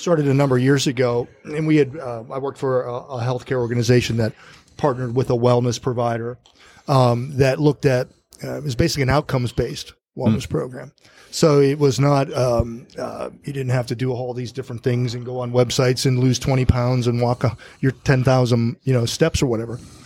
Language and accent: English; Ohio, United States; I'm from Ohio and work in Northwest PA